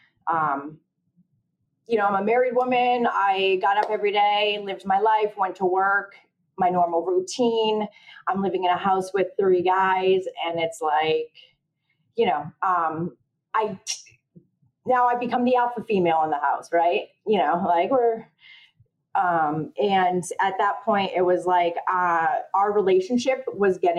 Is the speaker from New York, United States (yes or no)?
no; Connecticut, United States; I'm 40 years old. I'm from Connecticut